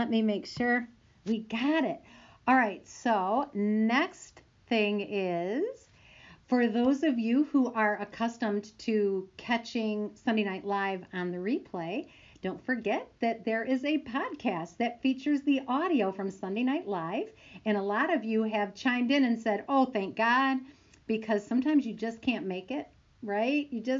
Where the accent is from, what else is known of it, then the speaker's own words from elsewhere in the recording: Michigan, United States; our home state of Michigan, my home state.